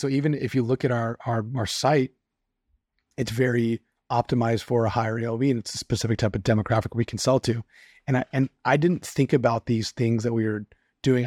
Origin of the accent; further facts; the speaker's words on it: California, United States; myself as a Californian